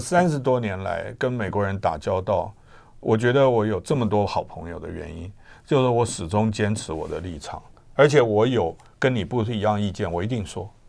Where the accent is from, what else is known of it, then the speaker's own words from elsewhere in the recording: Taiwan; 我们台湾人民